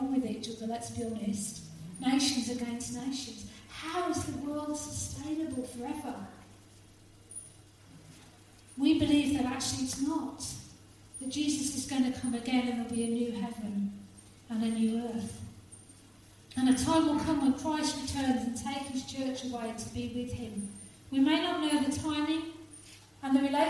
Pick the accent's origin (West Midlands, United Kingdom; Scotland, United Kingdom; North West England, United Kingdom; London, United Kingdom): West Midlands, United Kingdom; Halesowen; in the church that I grew up in Halesowen